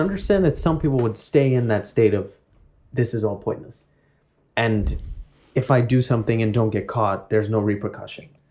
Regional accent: New York City, New York, United States; growing up in Woodside.

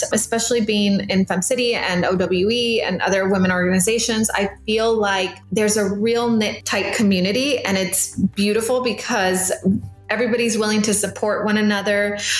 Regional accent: McAllen, Texas, United States; also born or lived in Monterrey, Mexico; I was 6 years old when we moved into the States and pretty much was raised here in McAllen.

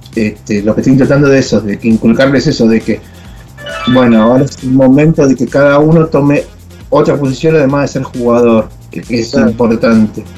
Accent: Hurlingham, Buenos Aires Province, Argentina; now in Córdoba, Argentina; Yo soy de Buenos Aires y mi amor de, por el rugby viene del Herring Club. Yo hice infantiles en ese club.

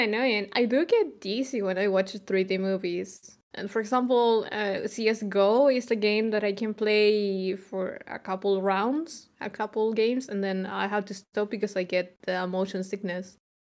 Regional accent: Chile; moved away as an adult; now in Germany; I'm from Chile and I moved to Germany.

